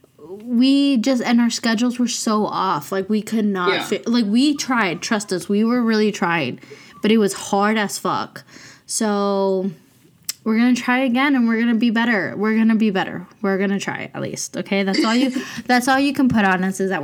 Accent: Reno, Nevada, United States; I'm from Reno, Nevada.

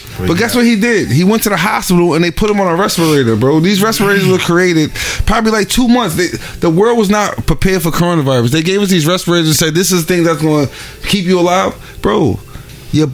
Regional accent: New York City, New York, United States; also born or lived in Honduras; I'm from Staten Island, the worst place in New York City, the most racist place in New York City.

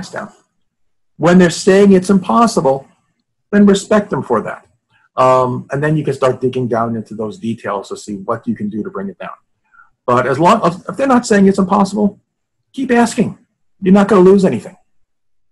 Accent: New York, United States; I'm from New York

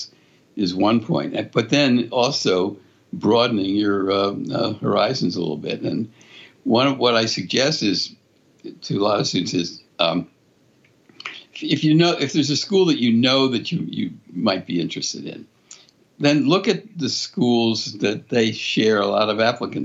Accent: Philadelphia, Pennsylvania, United States; moved away as an adult; also born or lived in Connecticut; I grew up in Philadelphia, went to one of the Quaker schools in Philadelphia

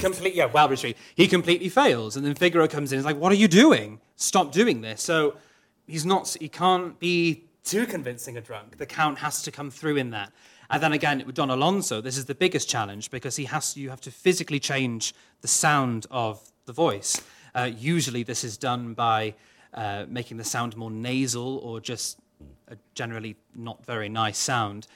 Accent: Wales, United Kingdom; first language Welsh; English is a second language; Welsh is my mother tongue

